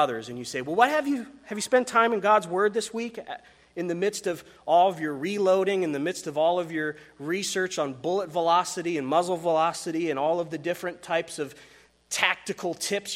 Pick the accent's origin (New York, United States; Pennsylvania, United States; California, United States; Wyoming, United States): Wyoming, United States; I come from Wyoming